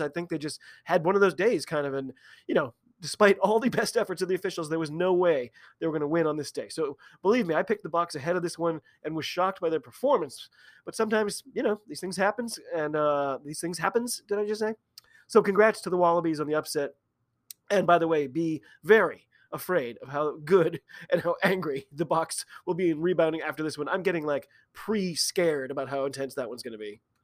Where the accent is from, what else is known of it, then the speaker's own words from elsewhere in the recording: United States; I'm an American rugby fan